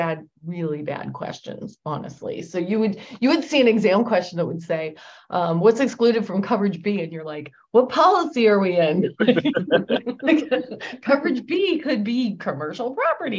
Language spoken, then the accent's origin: English; outside of Philadelphia, Pennsylvania, United States; I grew up outside of Philadelphia